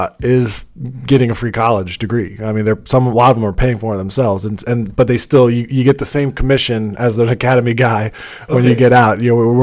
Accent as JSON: {"language": "English", "town": "St. Louis", "region": "Missouri", "country": "United States", "tie": "born or raised there", "also_born_or_lived": "Midwest", "said": "Yeah, born and raised in St. Louis, Missouri. Moved around the Midwest, and so the interesting part there is my dad was in the Navy."}